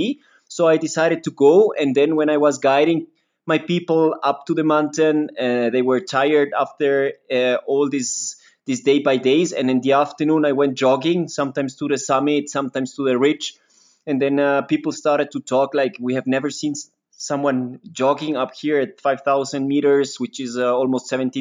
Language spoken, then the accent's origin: English; Quito, Pichincha, Ecuador; also born or lived in Switzerland; I was born here in Quito.